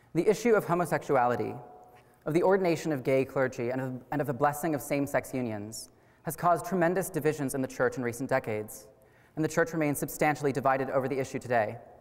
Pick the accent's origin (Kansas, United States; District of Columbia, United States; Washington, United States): Kansas, United States; Wichita; I was born and raised here in Wichita